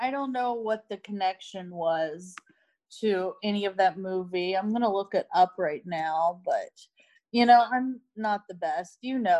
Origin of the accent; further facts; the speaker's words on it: Ohio, United States; I'm from Ohio